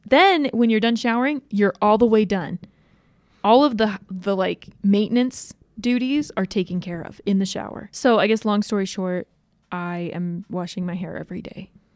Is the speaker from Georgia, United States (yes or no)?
yes; Georgia, United States; moved away as an adult; now in Utah, United States; I was born in Georgia. My parents moved back to Utah for, like, four years after that, and then they moved back to Georgia, and I grew up there for the rest of, until I moved to Utah to go to college.